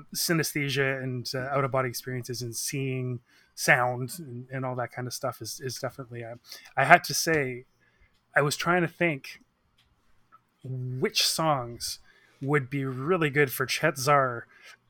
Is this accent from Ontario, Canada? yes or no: no; Victoria, British Columbia, Canada; moved away as an adult; now in Vancouver, Canada; I'm from Victoria